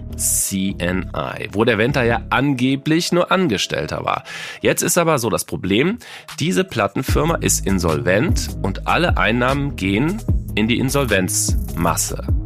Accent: Cologne, North Rhine-Westphalia, Germany; Ich komme ja aus Köln

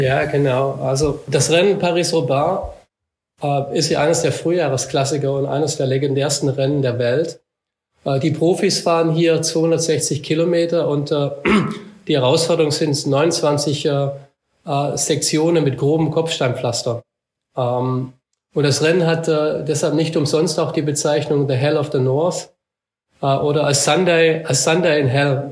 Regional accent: Black Forest, Baden-Württemberg, Germany; ich bin ja hier aufgewachsen im Schwarzwald

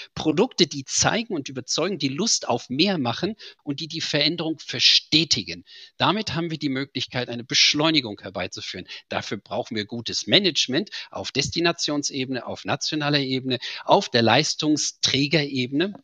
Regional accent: Germany; wie Sie hören, bin ich Deutscher

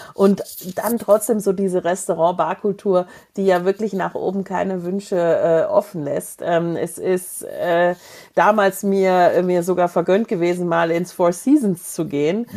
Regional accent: Germany; als Deutscher

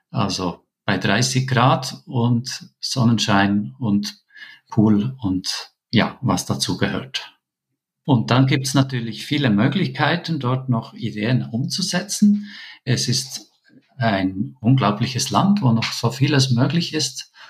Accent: Switzerland; now in Peru; wir haben einfach andere Vorstellungen als Schweizer, äh, was wir genau möchten mit unseren Kindern.

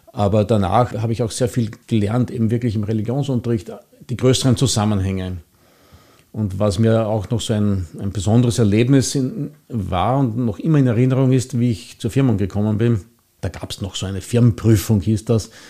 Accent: Mauer, Vienna, Austria; Ich bin hier in Mauer aufgewachsen. Ich bin hier Ministrant gewesen in der Kirche.

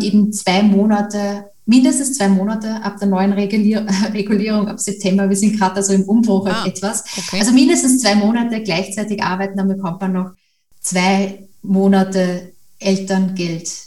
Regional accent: Austria; Ich komme ja aus Österreich

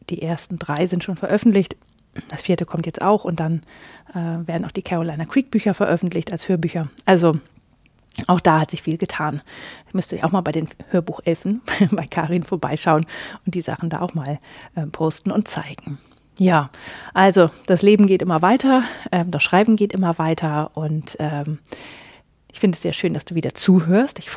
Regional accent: Northern Germany, Germany; Ja, ich komme aus Norddeutschland.

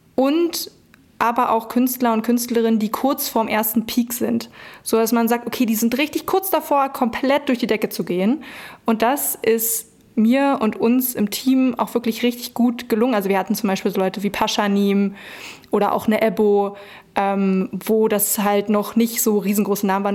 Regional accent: Brandenburg, Germany; moved away as an adult; also born or lived in Berlin; ich komme aus Brandenburg, dann war Berlin natürlich nicht weit

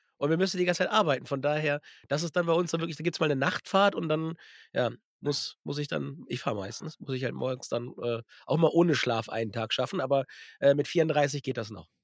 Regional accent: Germany; bei uns in Deutschland

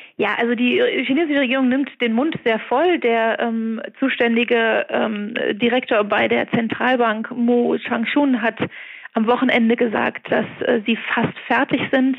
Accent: Germany; now in Beijing, China; als Deutsche

